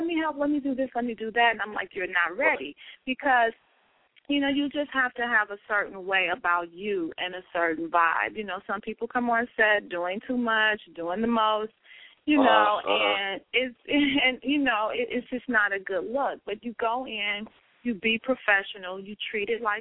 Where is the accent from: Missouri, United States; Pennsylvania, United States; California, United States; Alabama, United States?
Missouri, United States; St. Louis; moved away as an adult; now in New York, United States; I'm originally from St. Louis. I moved away, traveled, and then I ended up moving